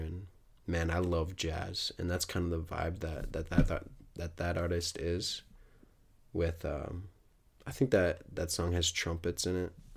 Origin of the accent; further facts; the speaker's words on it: United States; growing up in the United States